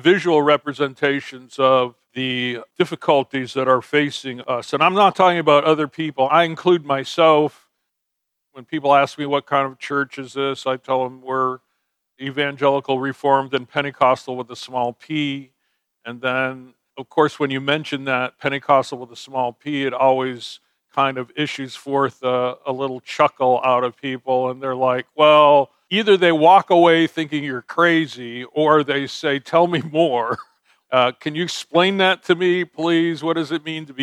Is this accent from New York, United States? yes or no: no; New Haven, Connecticut, United States; I was raised outside of New Haven, which is kind of in the middle of the state on the coast.